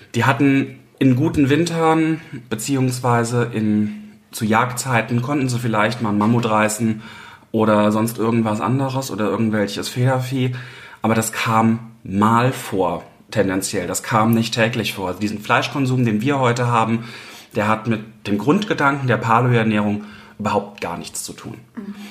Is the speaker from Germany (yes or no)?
yes; Mainz, Rhineland-Palatinate, Germany; Ich bin gebürtig aus Mainz, ja. Also ich bin jetzt die letzten 31 Jahre durchgängig hier in Mainz gewesen